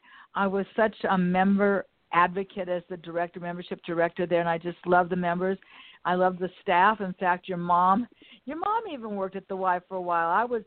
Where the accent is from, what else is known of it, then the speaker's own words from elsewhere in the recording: United States; I grew up right here in Westchester.